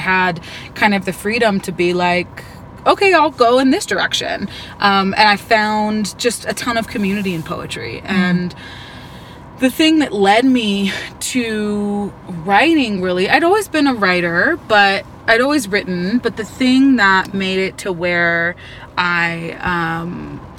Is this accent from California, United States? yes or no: yes; Northern California, United States; moved away as an adult; also born or lived in Baton Rouge, Louisiana; I'm originally from Northern California and moved to Baton Rouge, Louisiana when I was 19.